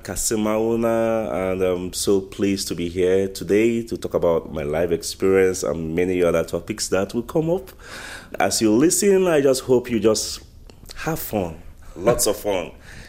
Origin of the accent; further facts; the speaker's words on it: Dubai, United Arab Emirates; now in Timmins, Canada; You know, a lot of people tell me, when I tell them I'm from Dubai, they're like, what were you thinking?